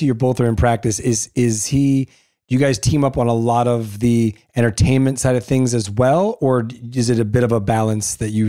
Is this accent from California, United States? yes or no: yes; La Puente, California, United States; also born or lived in Diamond Bar, California; So I grew up out that way. I grew up in La Puente and in Diamond Bar.